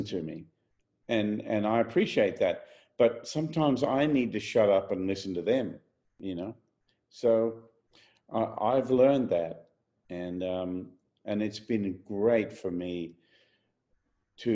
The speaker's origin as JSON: {"language": "English", "country": "Australia", "tie": "born or raised there", "said": "my home country"}